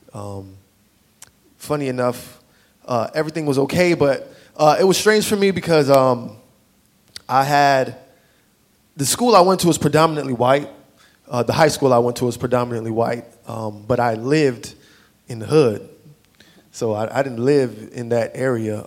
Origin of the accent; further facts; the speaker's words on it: South Florida, United States; moved away; I grew up in South Florida.